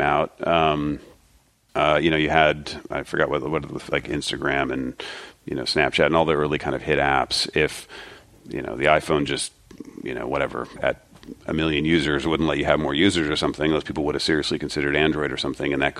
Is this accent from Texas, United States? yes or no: no; Springfield, Ohio, United States; I'm from Ohio, Springfield, Ohio